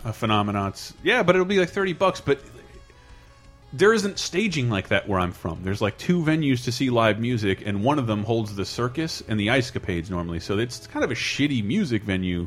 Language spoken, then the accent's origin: English; Tallahassee, Florida, United States; now in San Francisco, United States; I fly back home to Tallahassee for Christmas